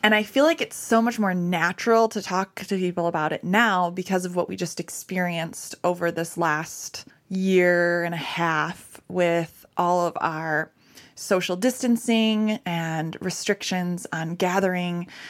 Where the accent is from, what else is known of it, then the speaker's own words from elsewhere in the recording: Michigan, United States; I'm from Michigan.